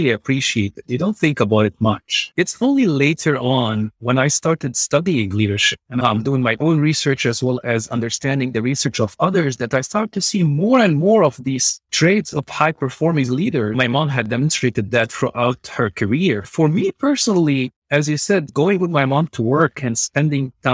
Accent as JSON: {"language": "English", "town": "Beirut", "region": "Beirut Governorate", "country": "Lebanon", "tie": "born or raised there", "moved": "yes", "lives_now": "San Antonio, United States", "said": "I grew up in Beirut, Lebanon"}